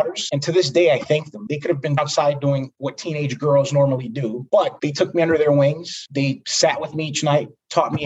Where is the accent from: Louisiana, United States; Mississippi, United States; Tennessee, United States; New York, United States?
New York, United States; New York City; I was born and raised in Brooklyn, New York